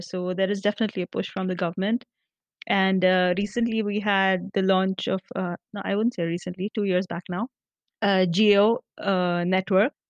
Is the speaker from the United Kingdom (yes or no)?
no; Nashik, Maharashtra, India; moved away as an adult; also born or lived in Mumbai / Pune; now in Hyderabad, India; in a town, Nasik, my hometown